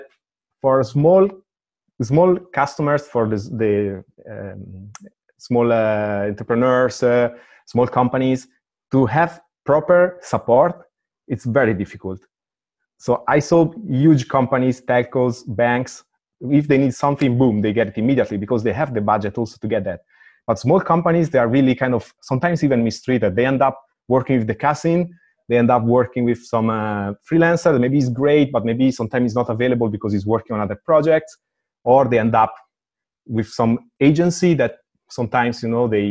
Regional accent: Italy; moved away as an adult; now in Amsterdam, Netherlands; I come from Italy and I am a technical dude

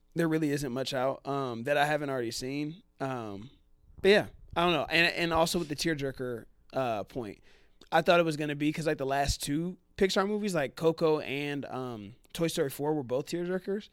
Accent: Cincinnati, Ohio, United States; moved away; I grew up in Cincinnati

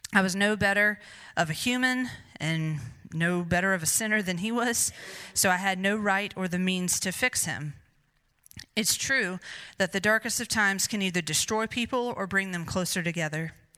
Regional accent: Greer, South Carolina, United States; I was born and raised in Greer, South Carolina

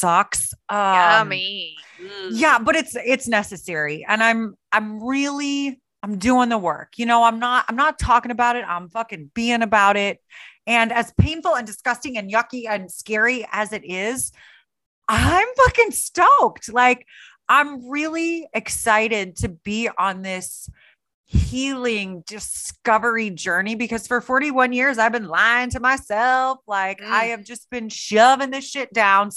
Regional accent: Sullivan, Missouri, United States; also born or lived in Houston, Missouri; I was born in a small town called Houston, Missouri, not Houston, Texas, which y'all are familiar with. Houston, Missouri, there's 500 people. Then I grew up in a little town called Sullivan, Missouri.

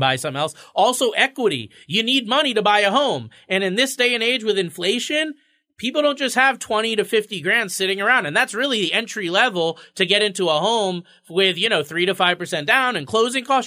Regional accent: Florida, United States; now in Connecticut, United States; I grew up in Florida

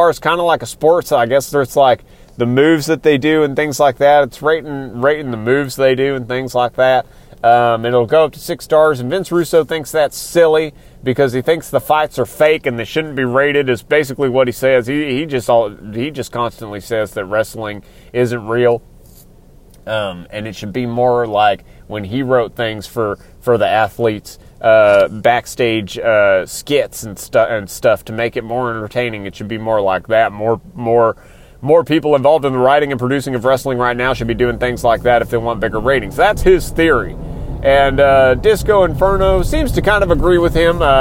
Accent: Texas, United States; I come from Texas. I currently live somewhere in Texas. I'd rather not be specific, but I'm close enough to the Houston area

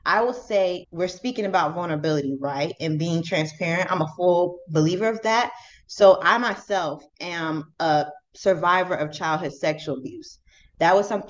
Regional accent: Jacksonville, Florida, United States; moved away as an adult; also born or lived in Louisiana; now in Kalamazoo, United States; I'm originally from Jacksonville, Florida.

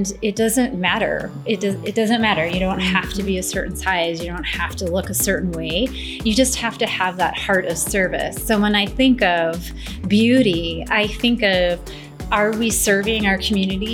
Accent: St. Peter, Minnesota, United States; I'm from St. Peter

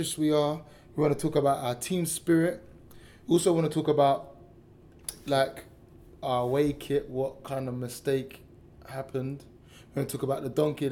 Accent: London, United Kingdom; growing up on Cattle Estate

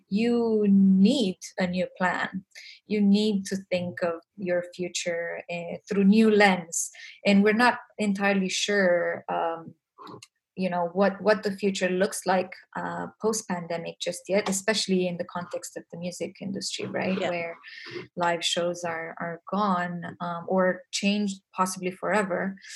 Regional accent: Romania; English is a second language; values, family, which is something um, I was raised with in Romania

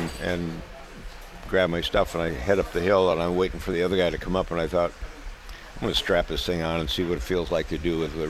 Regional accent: Minnesota, United States; We're from Minnesota.

